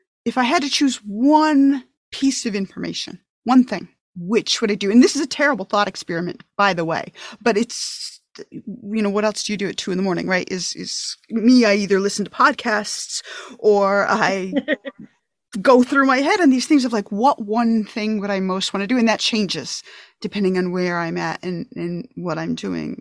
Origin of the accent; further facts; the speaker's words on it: upstate New York, United States; now in Massachusetts, United States; I'm from New York originally, upstate New York